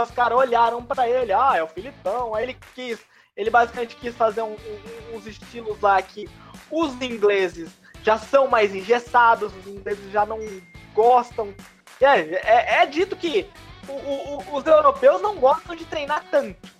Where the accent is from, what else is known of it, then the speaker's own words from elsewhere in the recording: Brazil; nós, como brasileiros